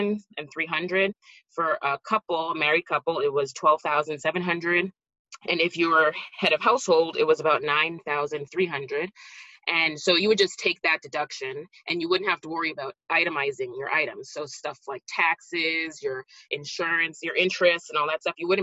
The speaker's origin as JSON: {"language": "English", "town": "Montreal", "region": "Quebec", "country": "Canada", "also_born_or_lived": "New Jersey, United States", "moved": "as an adult", "lives_now": "Florida, United States"}